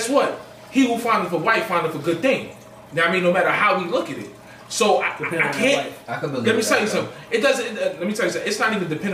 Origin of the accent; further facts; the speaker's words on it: New York City, New York, United States; I'm from Marcy